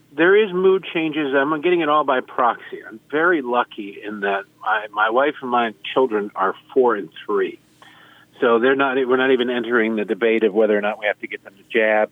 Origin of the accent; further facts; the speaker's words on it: Detroit, Michigan, United States; now in Baltimore, United States; I grew up in Detroit